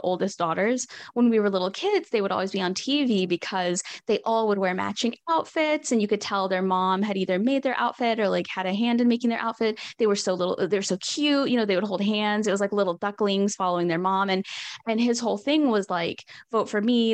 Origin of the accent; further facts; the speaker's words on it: Northwest Arkansas, United States; I'm from Northwest Arkansas